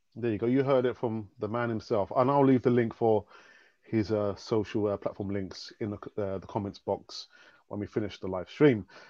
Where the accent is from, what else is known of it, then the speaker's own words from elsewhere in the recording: London, United Kingdom; I was born and bred in London